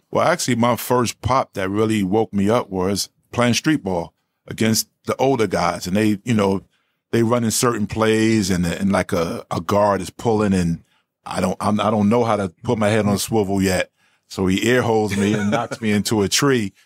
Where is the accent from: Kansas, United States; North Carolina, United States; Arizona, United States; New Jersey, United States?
New Jersey, United States; Newark; I grew up in Newark, New Jersey born and raised